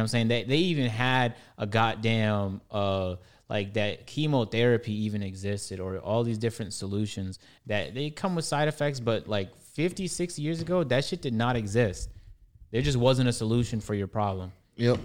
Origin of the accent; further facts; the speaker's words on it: Toronto, Ontario, Canada; I'm Canadian, uh, I'm black, I'm you know I'm from Toronto